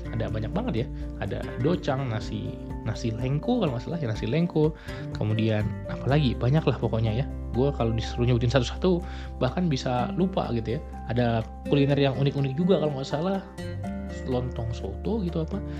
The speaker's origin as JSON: {"language": "Indonesian", "town": "Medan", "region": "North Sumatra", "country": "Indonesia", "tie": "born or raised there", "also_born_or_lived": "Bandung", "moved": "yes", "said": "kampung gue di Medan"}